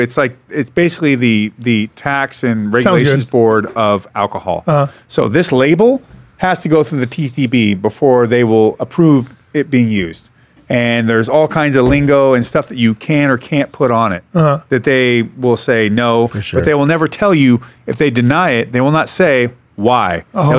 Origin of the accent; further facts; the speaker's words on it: Seattle, Washington, United States; And by the way, I'm from Seattle, so we're not known for wrestling at all.